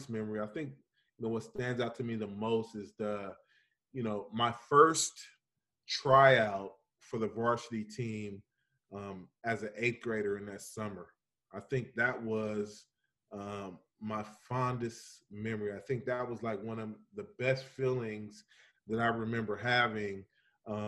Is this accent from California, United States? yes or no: yes; Bakersfield, California, United States; Bakersfield, where in my hometown